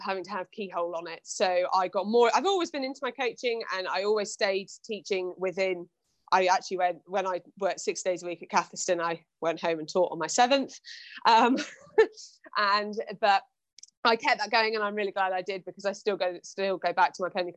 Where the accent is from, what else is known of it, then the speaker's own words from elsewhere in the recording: Shropshire, Worcestershire borders, West Midlands, United Kingdom; moved away as an adult; also born or lived in Hampshire; I'm originally from Shropshire, Worcestershire borders